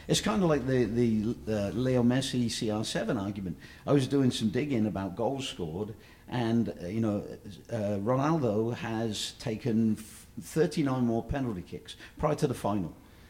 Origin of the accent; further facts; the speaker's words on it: England, United Kingdom; And, you know, I'm an English guy, so, you know, we fought a war.